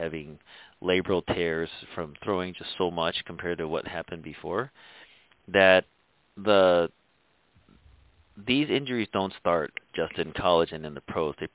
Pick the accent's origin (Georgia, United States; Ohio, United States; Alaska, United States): Ohio, United States; Cleveland; I was born and raised in Cleveland, Ohio, so I've always been a Cleveland Indians fan